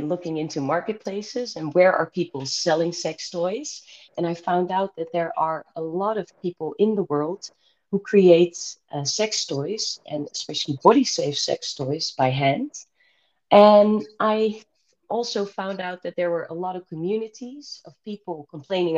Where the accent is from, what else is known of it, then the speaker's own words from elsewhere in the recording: Rotterdam, South Holland, Netherlands; I'm from Rotterdam, the Netherlands